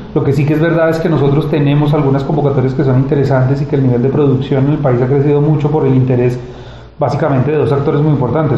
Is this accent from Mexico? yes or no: no; Colombia; now in Spain